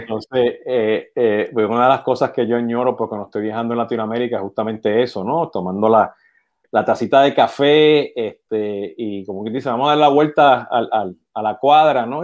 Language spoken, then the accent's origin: Spanish; Puerto Rico; yo siendo boricua, está de Puerto Rico